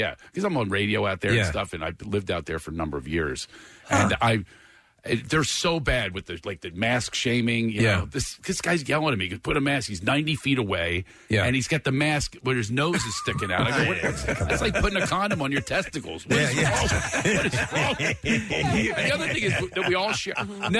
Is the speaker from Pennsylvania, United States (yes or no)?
yes; Philadelphia, Pennsylvania, United States; now in California, United States; I'm from Philadelphia, but I live in California.